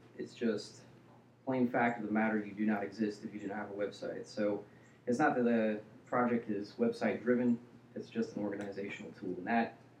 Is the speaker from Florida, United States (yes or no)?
yes; Orlando, Florida, United States; I grew up here in Orlando, actually.